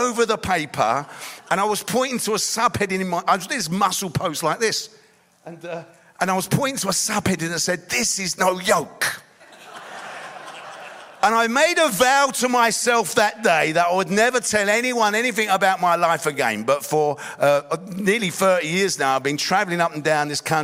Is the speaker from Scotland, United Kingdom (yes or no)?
no; London, United Kingdom; I grew up in East London